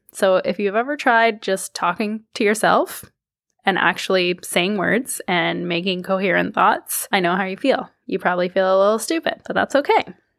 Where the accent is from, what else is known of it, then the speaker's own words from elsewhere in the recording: Toronto, Ontario, Canada; I was born in Toronto. I am a Thurmell Canadian.